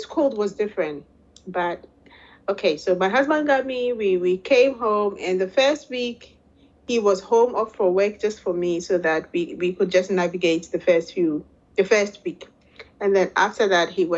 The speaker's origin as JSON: {"language": "English", "country": "Ghana", "moved": "as an adult", "lives_now": "Netherlands", "said": "I'm originally from Ghana, West Africa. And I live now in the Netherlands, Holland"}